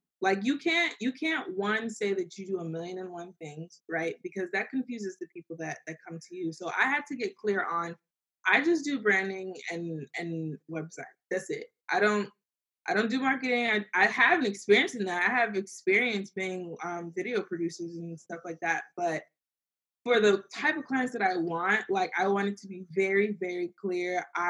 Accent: Nigeria; So we're Nigerian.

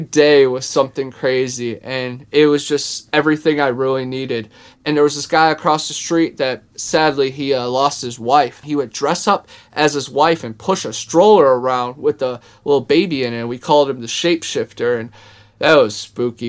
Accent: Ohio, United States; I'm from Ohio

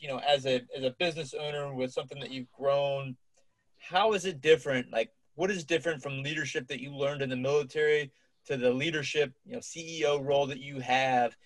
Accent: Cincinnati, Ohio, United States; my hometown of Cincinnati, Ohio.

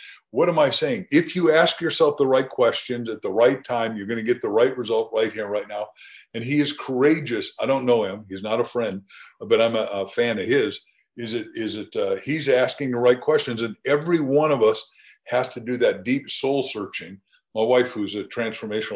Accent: Waukegan, Illinois, United States; I grew up in Illinois with corn

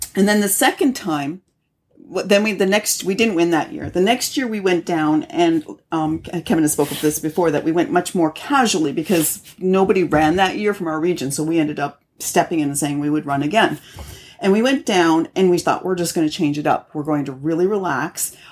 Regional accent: Canada; I'm Canadian

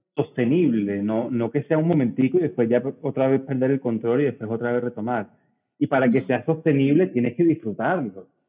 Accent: Barranquilla, Atlántico, Colombia; Soy barranquillero em, de ascendencia libanesa

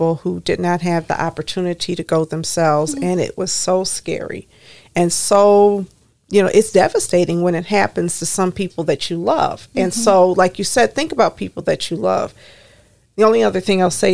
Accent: Detroit, Michigan, United States; We grew up together in the Plymouth Church Youth Group.

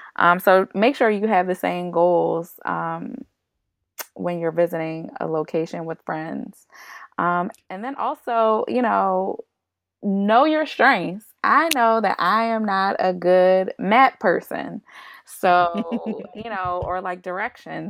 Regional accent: Baltimore, Maryland, United States; I am from Baltimore

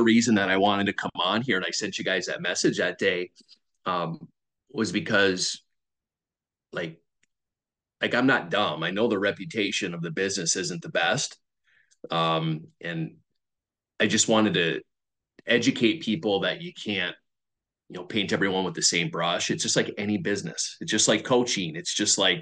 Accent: Minnesota, United States; moved away as an adult; now in Buffalo, United States; I grew up in Minnesota.

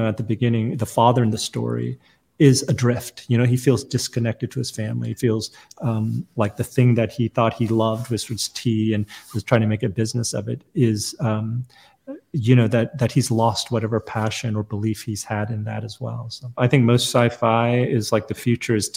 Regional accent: United States; also born or lived in South Korea; I was born in Korea, but I came to America very young. I was a toddler.

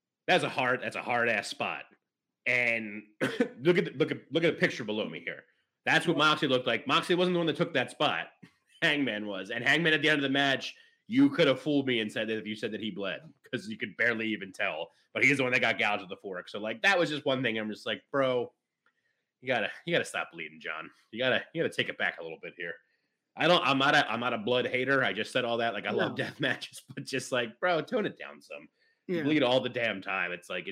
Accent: Philadelphia, Pennsylvania, United States; But I'm from Philly. I grew up in Philly.

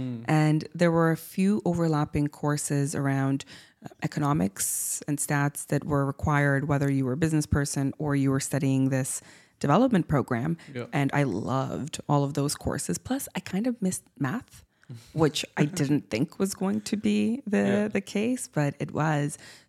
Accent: Siberia, Russia; also born or lived in Cuba; now in Canada; I'm by ethnic origin half Cuban and half Russian. And so I spent my childhood growing up in Siberia and in Cuba.

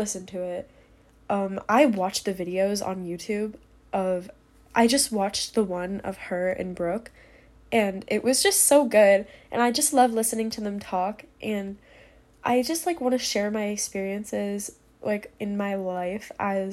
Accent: New York, United States; now in Pennsylvania, United States; I'm 16 and I'm originally from New York, but I live in Pennsylvania.

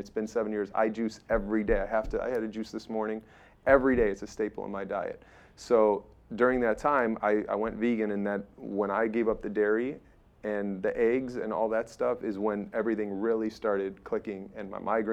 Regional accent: Chicago, Illinois, United States; moved away; I came from Chicago

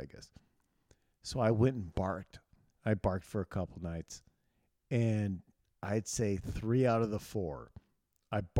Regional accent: Chicago, Illinois, United States; I'm fucking, I'm from Chicago.

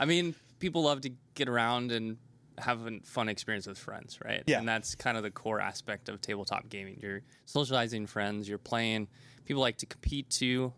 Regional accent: Nebraska, United States; moved away as an adult; also born or lived in South Korea / Taiwan / Washington D.C.; so I was born in Nebraska, and growing up, I never left.

